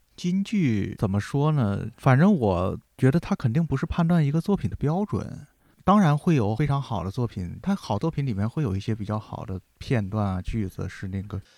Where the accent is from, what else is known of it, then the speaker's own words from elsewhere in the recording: China; 我们中国人